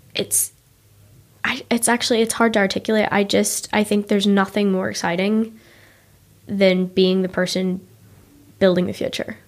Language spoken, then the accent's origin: English; Ballymena, Northern Ireland, United Kingdom; moved away as an adult; now in New York, United States; I grew up in Ballymena